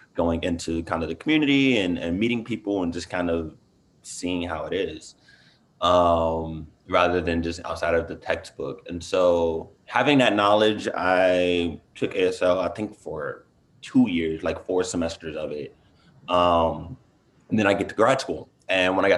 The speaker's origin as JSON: {"language": "English", "town": "Inglewood", "region": "California", "country": "United States", "also_born_or_lived": "San Francisco, United States", "moved": "as an adult", "lives_now": "Boston, United States", "said": "I'm originally from Los Angeles, from Inglewood"}